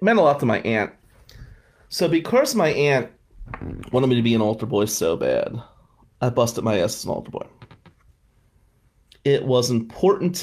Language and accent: English; Atlantic City, New Jersey, United States; We came from Atlantic City